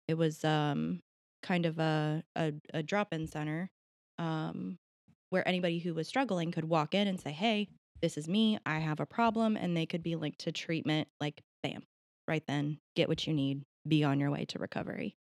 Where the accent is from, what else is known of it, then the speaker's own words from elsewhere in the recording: Marietta, Ohio, United States; I was born in Marietta, raised in Marietta, I'll probably die in Marietta